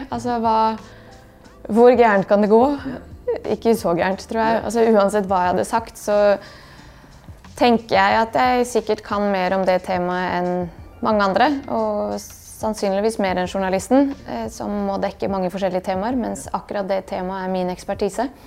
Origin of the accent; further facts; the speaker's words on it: Bosnia & Herzegovina; now in Norway; det har formet meg veldig at jeg kommer fra Bosnia, og den delen av min identitet er en veldig stor og viktig del, og noe som står veldig stødig. Vi snakker jo bare bosnisk hjemme og har alltid gjort det.